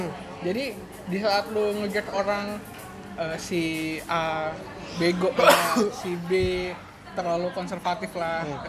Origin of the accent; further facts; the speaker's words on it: Sumatra, Indonesia; moved away; gua uh, bukan orang Jawa hmm. gua orang Sumatera